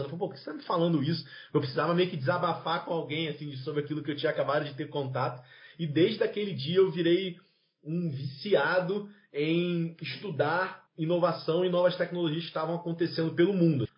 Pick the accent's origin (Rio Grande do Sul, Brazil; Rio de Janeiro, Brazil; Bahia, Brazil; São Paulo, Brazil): Rio de Janeiro, Brazil; eu sou lá do Rio de Janeiro